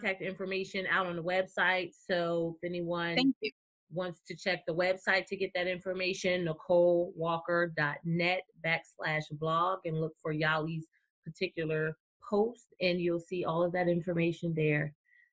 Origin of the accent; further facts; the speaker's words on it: New Jersey, United States; I'm from New Jersey